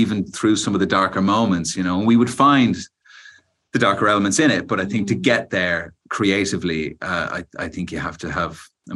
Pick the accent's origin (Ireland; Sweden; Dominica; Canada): Ireland; we're both Irish